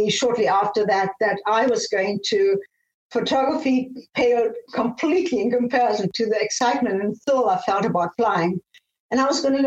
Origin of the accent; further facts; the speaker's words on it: Namibia; moved away; also born or lived in Austria / Germany / South Africa; I was born in Austria, and I grew up in Namibia, now called Namibia, was then Southwest Africa